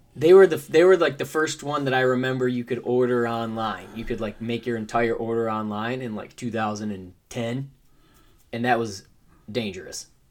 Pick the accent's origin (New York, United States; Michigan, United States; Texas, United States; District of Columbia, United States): Michigan, United States; Because I'm from Michigan